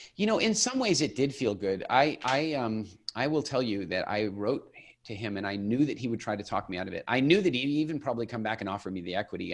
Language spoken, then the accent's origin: English; Eastern Canada, Canada; moved away as an adult; also born or lived in England; I grew up in Eastern Canada